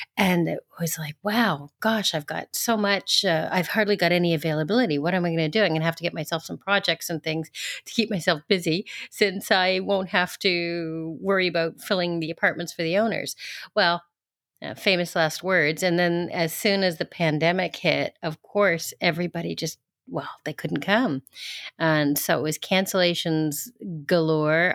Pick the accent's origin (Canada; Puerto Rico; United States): Canada; Toronto, Ontario; moved away as an adult; also born or lived in Alberta / Saint Martin; now in France; I grew up in, um, Ontario, so I call Toronto my home, and I basically lived in Canada until, uh, four and a half years before moving to France.